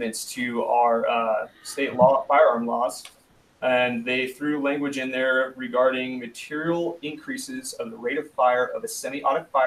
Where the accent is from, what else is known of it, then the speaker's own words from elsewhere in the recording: Nevada, United States; also born or lived in California; I grew up in Nevada. I've been here for 26 years. I don't like admitting that I'm a California transplant, but it doesn't count because I was like 5 years old